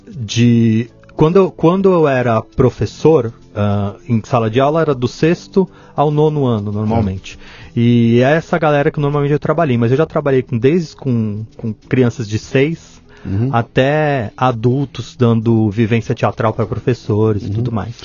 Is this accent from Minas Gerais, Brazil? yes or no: no; Santo André, São Paulo, Brazil; also born or lived in São Bernardo do Campo; now in Mauá, Brazil; eu nasci em Santo André, na verdade, só que eu sou todo do ABC, né? É, então eu, eu eu moro em Mauá.